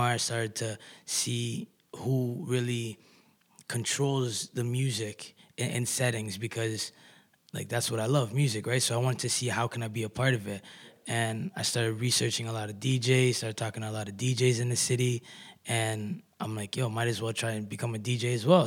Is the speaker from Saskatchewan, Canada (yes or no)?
no; Kitchener, Ontario, Canada; I'm an artist from Kitchener Waterloo.